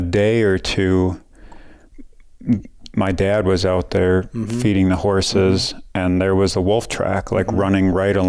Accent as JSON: {"language": "English", "region": "Wisconsin", "country": "United States", "tie": "born or raised there", "moved": "yes", "lives_now": "Colorado, United States", "said": "so I grew up in Wisconsin, quite a ways away from here"}